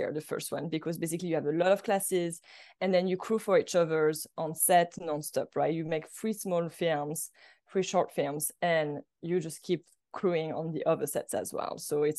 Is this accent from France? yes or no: yes; France; English is a second language; moved away as an adult; I moved directly from France to go to AFI. So for me, it was like kind of a culture shock too at the same time. You know, I was not very fluent in English yet.